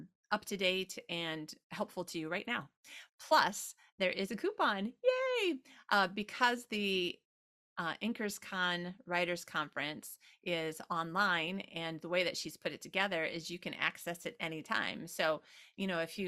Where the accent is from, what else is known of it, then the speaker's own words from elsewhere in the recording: United States; also born or lived in Sydney, Australia; now in Sweden; I'm an American, but I live in Sweden